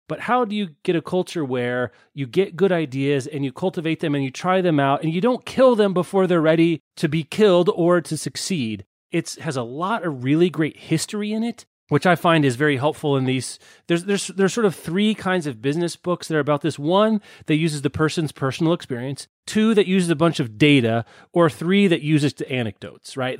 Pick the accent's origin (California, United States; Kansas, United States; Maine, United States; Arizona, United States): Kansas, United States; Lawrence; my hometown of Lawrence, Kansas